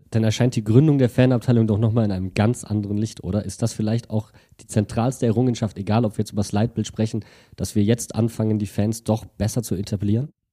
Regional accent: Wuppertal, North Rhine-Westphalia, Germany; als gebürtiger Wuppertaler

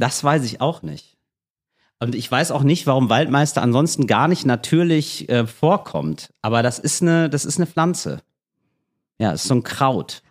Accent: Berlin, Germany; als Berliner

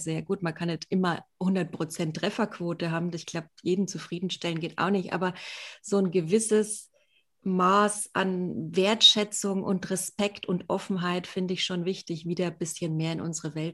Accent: Bavaria, Germany; Ich komme ja auch ursprünglich aus Franken, aber eher aus der Coburger Ecke.

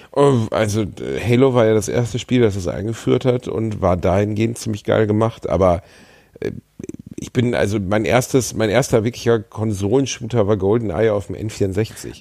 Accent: Gelsenkirchen, North Rhine-Westphalia, Germany; ich bin in Schalke geboren

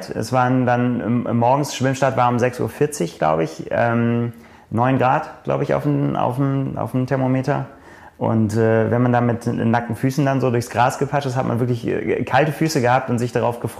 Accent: Northern Germany, Germany; Als Norddeutscher muss man immer vorsichtig sein, was man als Berg bezeichnet und was nicht.

